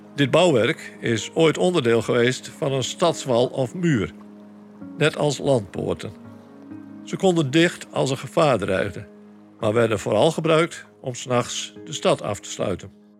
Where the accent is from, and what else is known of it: Sneek, Friesland, Netherlands